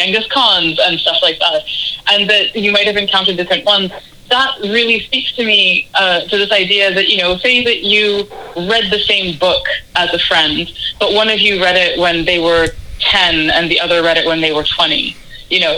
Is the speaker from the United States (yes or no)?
no; Canada; growing up in Canada